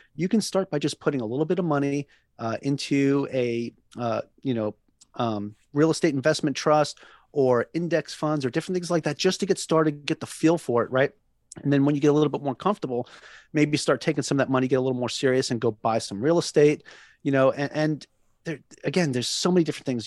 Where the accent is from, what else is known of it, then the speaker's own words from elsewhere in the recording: Long Island, New York, United States; moved away as an adult; now in Hawaii, United States; I'm originally from Long Island, New York, right? And, uh, you know, so moving from one island to another out here in Hawaii